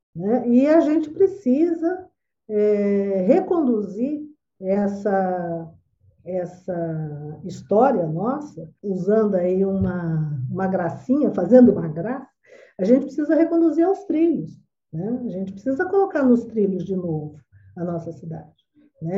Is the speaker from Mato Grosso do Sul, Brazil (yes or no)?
yes; Campo Grande, Mato Grosso do Sul, Brazil; Eu sou campo-grandense